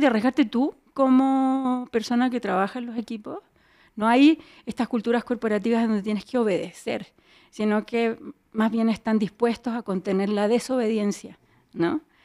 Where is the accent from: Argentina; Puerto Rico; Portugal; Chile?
Chile; moved away as an adult; also born or lived in Mexico City, Mexico; yo soy chilena, sí, y, y mexicana